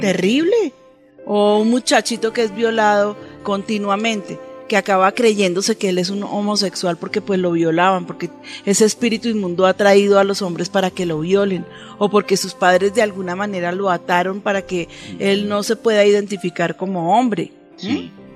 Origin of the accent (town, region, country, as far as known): Colombia